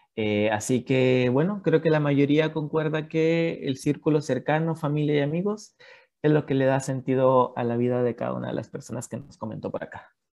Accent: Mexico; moved away as an adult; now in Chile; desde que salí de, de México, como bien lo decía Leslie, yo tengo tres años viviendo en Chile

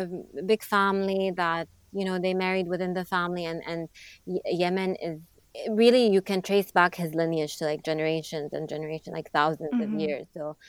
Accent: Jeddah, Makkah Province, Saudi Arabia; born or raised there; moved away as an adult; also born or lived in Montreal, Canada; now in New York, United States

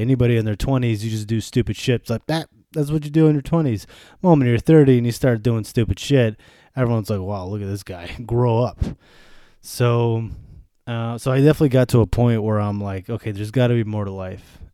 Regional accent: Buffalo, New York, United States; moved away as an adult; also born or lived in Germany / Bosnia; now in Washington, D.C., United States; I grew up in Buffalo, New York

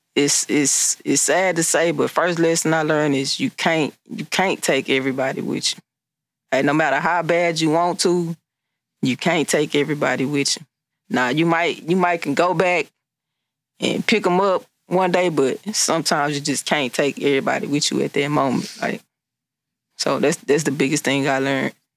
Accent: Beaumont, Texas, United States; I'm from Beaumont, Texas

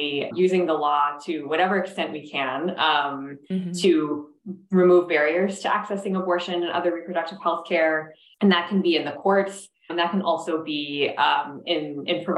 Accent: Minnesota, United States; Minnesota, my home state

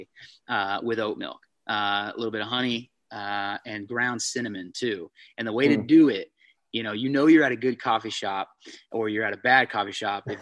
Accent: San Diego, California, United States; moved away as an adult; also born or lived in Tennessee; now in Wisconsin, United States; I grew up in California. I was born and raised in San Diego

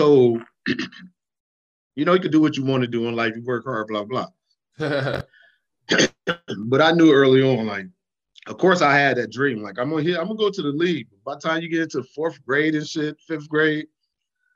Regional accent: Minnesota, United States; also born or lived in Cleveland, Ohio; I'm originally from Cleveland. I was born in Cleveland, and I was raised in Minnesota

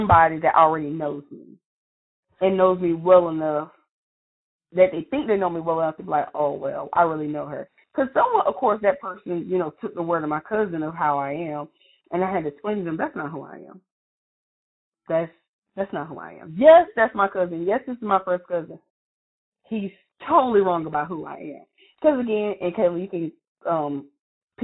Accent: Lumberton, United States; I'm from Lumberton

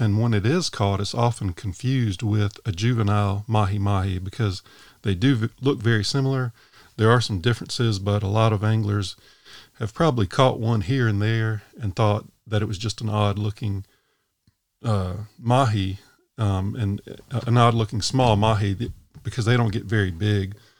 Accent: Sumter County, South Carolina, United States; I grew up in Sumter County.

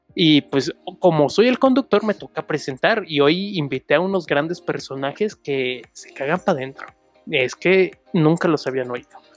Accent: Chimalhuacán, State of Mexico, Mexico; Yo soy de Chimalhuacán, bueno, de acá

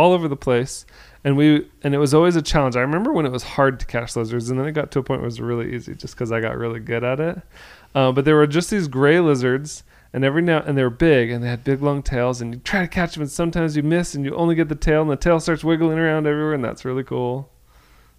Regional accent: Florida, United States; now in Utah, United States; growing up in Florida

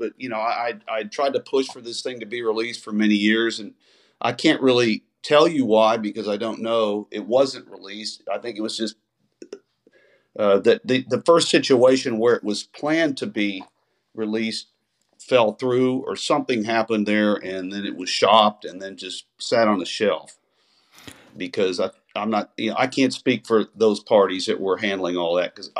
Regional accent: Texas, United States; grew up on here in Texas

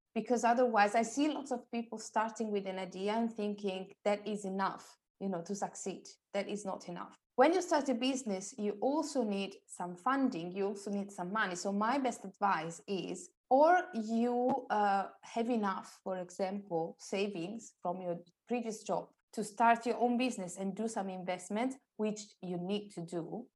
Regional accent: Italy; moved away as an adult; now in London, United Kingdom; I'm originally from Italy, and I used to live in Italy until five and a half years ago

